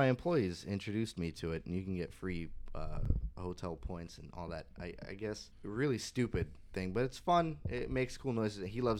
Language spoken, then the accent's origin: English; California, United States; now in Southern California, United States; And I came from Northern California. When I first got here, I was like, God, people are so inconsiderate.